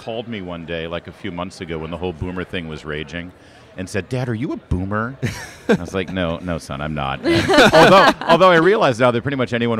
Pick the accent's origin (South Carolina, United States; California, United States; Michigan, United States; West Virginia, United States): Michigan, United States; Plymouth; moved away; also born or lived in Detroit, Michigan; You know, I'm a Michigan guy. I was born in Detroit, grew up in Plymouth, right by Livonia